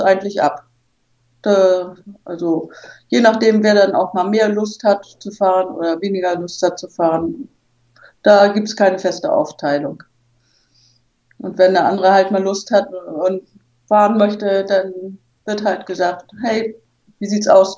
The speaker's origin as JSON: {"language": "German", "region": "Hamburg", "country": "Germany", "tie": "born or raised there", "moved": "yes", "said": "ich bin in Hamburg geboren"}